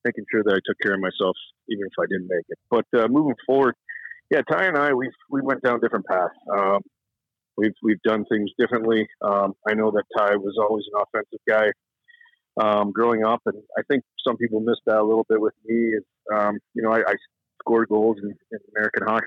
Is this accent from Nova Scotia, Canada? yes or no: no; Toronto, Ontario, Canada; I grew up in Toronto